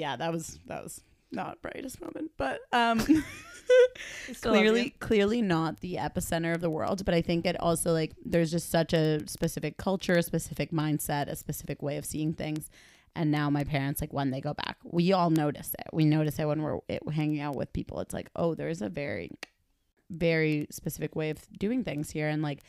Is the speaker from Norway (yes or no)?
no; Argentina; I remember being a kid and being like, oh yeah, I'm from Argentina.